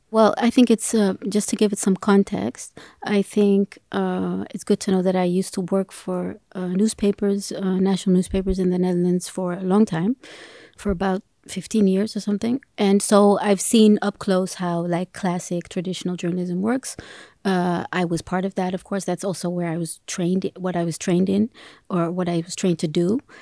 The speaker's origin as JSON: {"language": "English", "country": "Ethiopia", "said": "I'm from Africa. I'm from Ethiopia"}